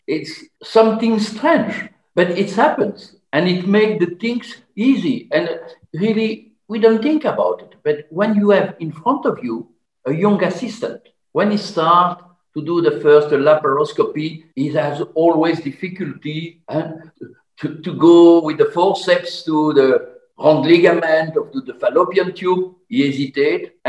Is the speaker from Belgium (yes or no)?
yes; Belgium; I'm from Belgium